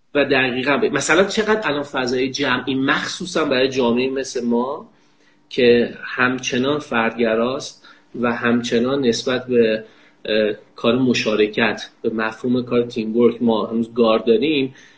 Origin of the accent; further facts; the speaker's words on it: Kerman, Kerman Province, Iran; در کودکیم که در کرمان زندگی میکنم